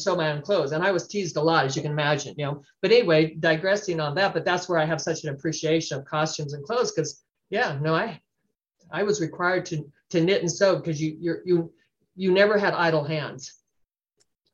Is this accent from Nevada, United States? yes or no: yes; Reno, Nevada, United States; also born or lived in California; I was born in California. My family moved to Reno when I was three.